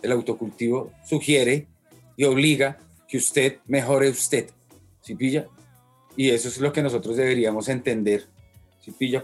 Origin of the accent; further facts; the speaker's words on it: Bogotá, Colombia; yo soy de Bogotá. Ajá. Eh, nací en el 76 barrio normal de Bogotá